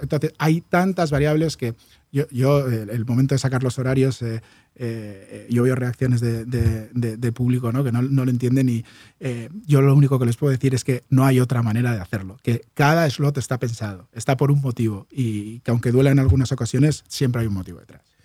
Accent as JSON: {"language": "Spanish", "region": "Basque Country", "country": "Spain", "moved": "yes", "lives_now": "Barcelona, Spain", "said": "yo soy vasco"}